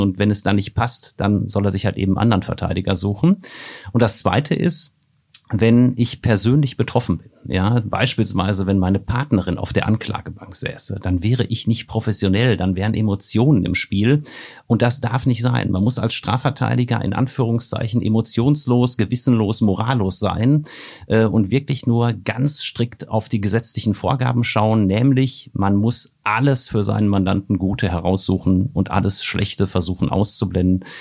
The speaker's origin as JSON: {"language": "German", "area": "Marl in the Ruhr area", "region": "North Rhine-Westphalia", "country": "Germany", "tie": "born or raised there", "said": "in meiner Heimatstadt Mal im Ruhrgebiet"}